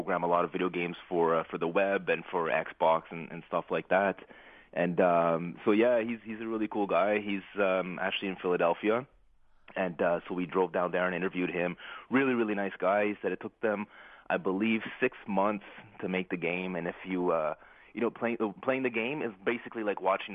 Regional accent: Ottawa, Ontario, Canada; my hometown here in Ottawa

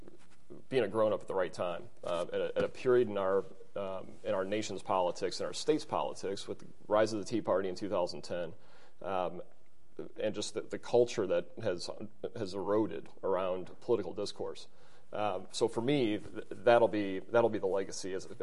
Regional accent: Illinois, United States; now in Indiana, United States; I grew up in Illinois

